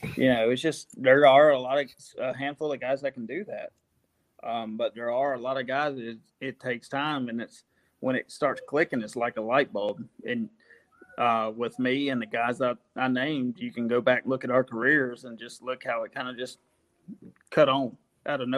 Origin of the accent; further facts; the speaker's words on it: Collinsville, United States; in Collinsville, where I'm from, we have a small 3,500 acre lake. Um, of course, fish there growing up